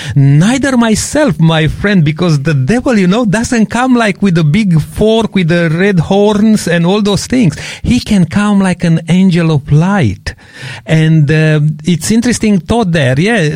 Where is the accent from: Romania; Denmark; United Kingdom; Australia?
Romania; Transylvania; moved away; I come from Transylvania